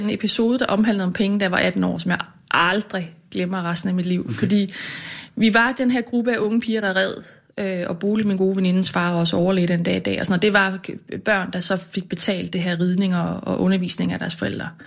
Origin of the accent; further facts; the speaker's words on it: Lystrup, Central Denmark Region, Denmark; moved away; Ja, jeg kommer fra Jylland. Ja, Hvorhen? Uden for Aarhus. En by, der hedder Lystrup.